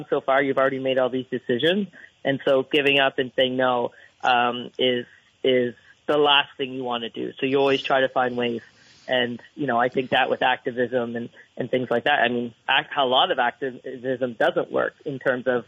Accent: Canada; We love our Canadian healthcare.

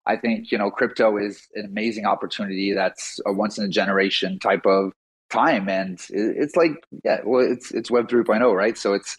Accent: Montreal, Quebec, Canada; I'm from Montreal, Canada, and I'm a total newbie in the whole crypto space.

